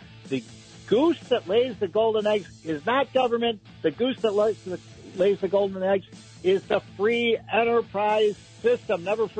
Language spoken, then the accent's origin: English; Illinois, United States; I'm from Illinois